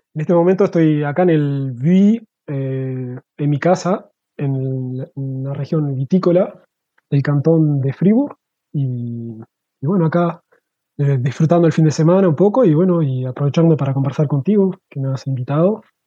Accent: Uruguay; moved away as an adult; now in Switzerland; me fui para Uruguay

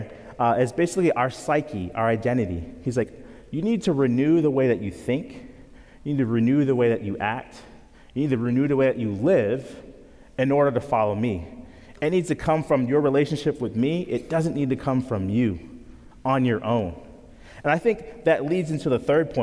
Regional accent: Grand Island, New York, United States; moved away; I grew up near Niagara Falls, New York, in a small town called Grand Island

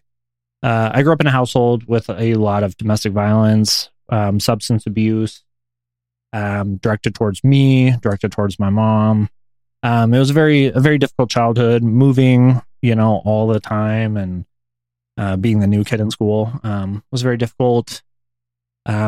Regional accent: Colorado, United States; also born or lived in American Fork, Utah / Pueblo / Aurora; now in Salt Lake City, United States; I was born in American Fork, Utah, which is a suburb about an hour south of Salt Lake City. But I grew up primarily in Colorado. I lived in Colorado Springs, Pueblo, you know, Aurora

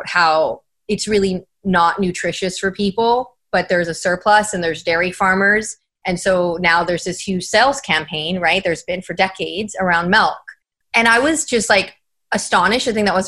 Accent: San Antonio, Texas, United States; moved away as an adult; also born or lived in San Diego; now in San Antonio, United States; I need to get back to my hometown and, you know, work there, do what I'm doing out in San Diego, but do it in San Antonio

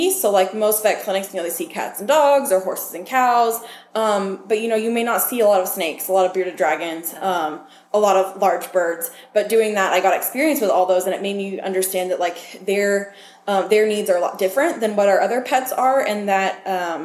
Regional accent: Lamar, Missouri, United States; now in Pittsburg, United States; I am originally from Lamar, Missouri

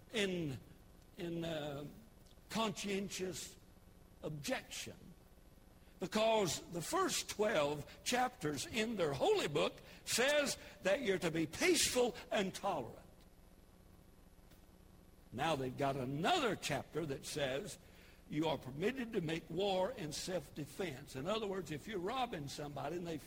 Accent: United States; I'm an American. I'm thankful that I'm American through and through

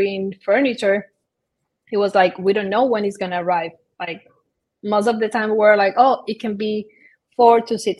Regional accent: Dominican Republic; moved away as an adult; also born or lived in Barcelona; I'm originally from Dominican Republic, and I study architectural there

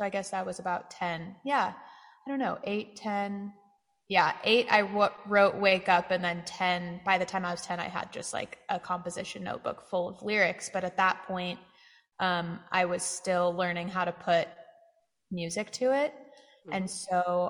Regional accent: Santa Cruz, California, United States; moved away as an adult; now in Austin, United States; my hometown of Santa Cruz

